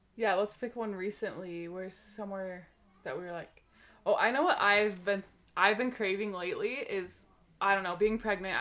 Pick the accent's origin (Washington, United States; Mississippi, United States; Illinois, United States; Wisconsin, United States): Washington, United States; Seattle; moved away; I am from Seattle, Washington, originally, and that's actually where my husband Brian and I met. We met when we were young teenagers